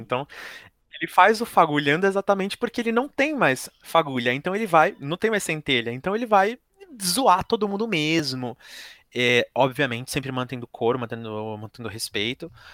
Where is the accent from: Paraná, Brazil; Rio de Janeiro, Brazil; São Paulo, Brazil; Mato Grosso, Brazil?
São Paulo, Brazil; eu fui nascido e criado aqui em São Paulo